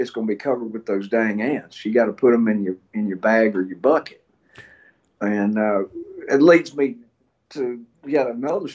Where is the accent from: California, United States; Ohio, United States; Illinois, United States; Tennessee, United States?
Tennessee, United States; Memphis; moved away as an adult; also born or lived in Northwest Mississippi; now in Mississippi, United States; I grew up in Memphis till I was 18